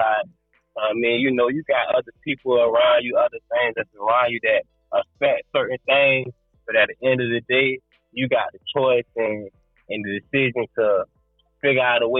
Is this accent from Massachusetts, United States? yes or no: no; Orlando, Florida, United States; also born or lived in Sanford, Florida; I was born and raised in Orlando, Florida